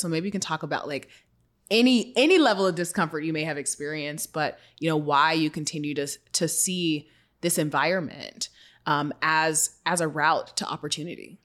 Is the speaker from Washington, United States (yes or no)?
yes; Seattle, Washington, United States; my hometown of Seattle